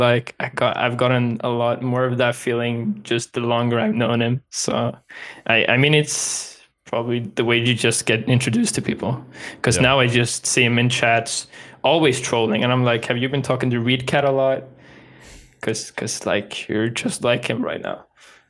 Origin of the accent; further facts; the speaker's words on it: Umeå, Västerbotten County, Sweden; also born or lived in Skellefteå; I was born in Skellefteå. It's like 10 or 15 Swedish miles. So it's not even far from here. Still in the north. I lived there until I was like 4 years old, so I barely remember anything from there. And then from that I moved a bit around in Umeå